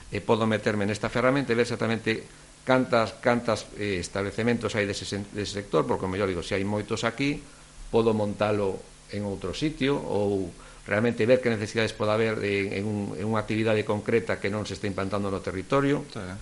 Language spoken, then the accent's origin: Galician; Mugardos, Galicia, Spain; moved away as an adult; now in Ribadeo, Spain; Eu son de Mugardos